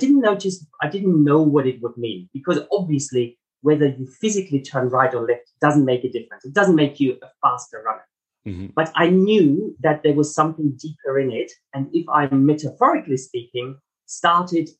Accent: Germany; moved away; also born or lived in Melbourne, Australia; my accent, it's not South African, I'm German heritage

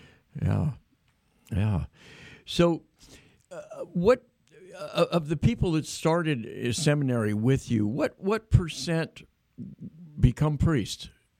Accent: Diocese of Sacramento, California, United States; growing up in the Diocese of Sacramento, the term Irish priest was redundant because everybody was an Irish priest.

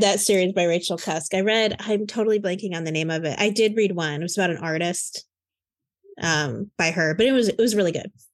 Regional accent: Lafayette, Indiana, United States; I was born in Lafayette

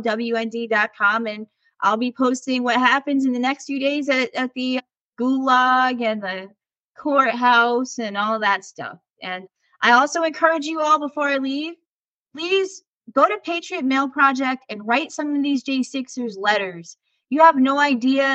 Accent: New York City, New York, United States; moved away; my hometown in New York City

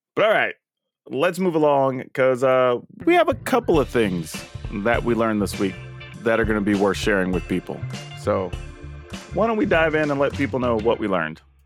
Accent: Texas, United States; I used to live, like, further south, but I grew up in Texas

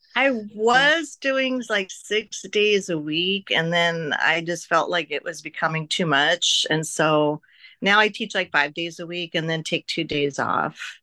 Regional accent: Oregon, United States; now in Las Vegas, United States; I'm from Oregon where we had so much country and open space and trails and woods

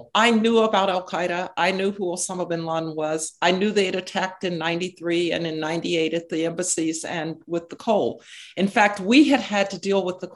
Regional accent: United States; my view as an American with two oceans that protected us

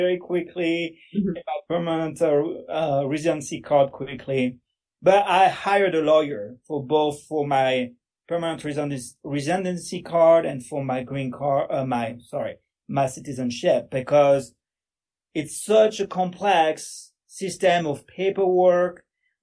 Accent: a suburb of Paris, Île-de-France, France; English is a second language; moved away as an adult; now in Denver, United States; I was born and raised in France, so this is where my accent comes from. I was born in a suburb of Paris

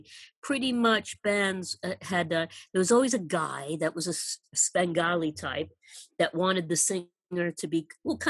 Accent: San Francisco, California, United States; now in United Kingdom; especially since I came from San Francisco.

